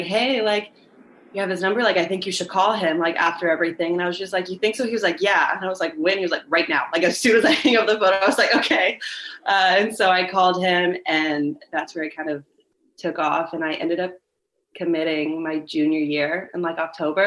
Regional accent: Oviedo, Florida, United States; also born or lived in Orlando; I would like to be able to stay in my hometown.

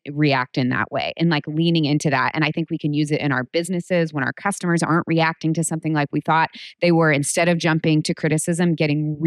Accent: United States; I grew up in America

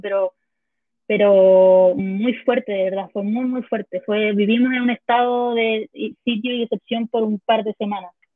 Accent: Puerto Montt, Los Lagos, Chile; also born or lived in Santiago; yo soy de Puerto Montt, de una zona muy al

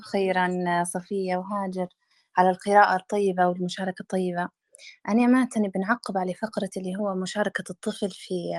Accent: Libya; إحنا كشعب ليبي

